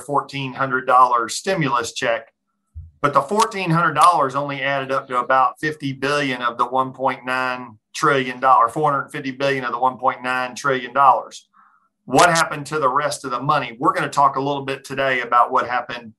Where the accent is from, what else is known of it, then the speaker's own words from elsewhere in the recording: Tallahassee, Florida, United States; moved away as an adult; now in Orlando, United States; grew up in Tallahassee